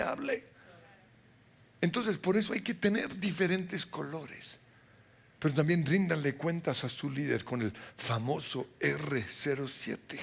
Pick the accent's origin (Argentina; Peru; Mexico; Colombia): Colombia; Somos chichas colombianos